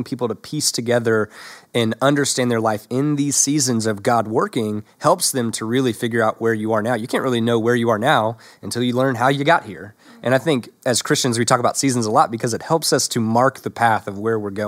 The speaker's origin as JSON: {"language": "English", "region": "the South", "country": "United States", "accent": "Southern", "said": "I went through a season of ridding myself of my Southern accent"}